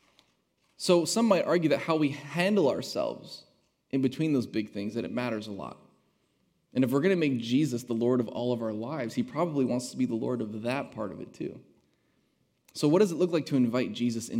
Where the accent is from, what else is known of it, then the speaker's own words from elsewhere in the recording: United States; also born or lived in Hillsboro, Oregon; as an American citizen